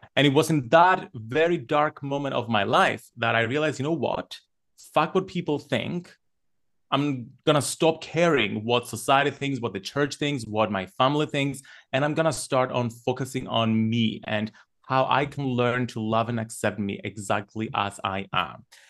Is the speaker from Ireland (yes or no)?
no; Cyprus; while I was growing up in Cyprus